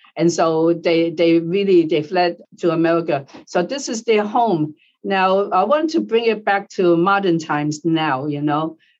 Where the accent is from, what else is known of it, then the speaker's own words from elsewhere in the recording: United States; I always thought of myself as American. I'm born in the United States, you know, but now I'm Asian American